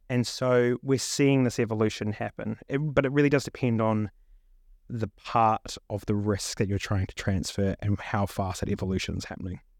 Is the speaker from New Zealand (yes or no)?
yes; New Zealand; moved away as an adult; also born or lived in Melbourne, Australia; now in London, United Kingdom; born and raised in New Zealand